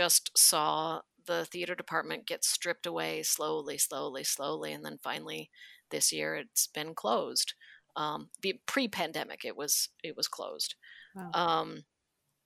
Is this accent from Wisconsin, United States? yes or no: yes; Wisconsin, United States; moved away; I'm from Hick, Wisconsin